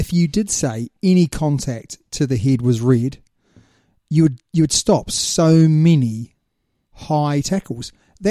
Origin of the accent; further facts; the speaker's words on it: New Zealand; we're from New Zealand, mate